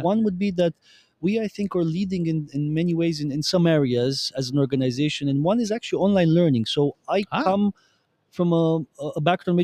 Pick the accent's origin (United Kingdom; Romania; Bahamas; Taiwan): Romania; now in Brussels, Belgium; in Romania, my home country, because I'm originally from Romania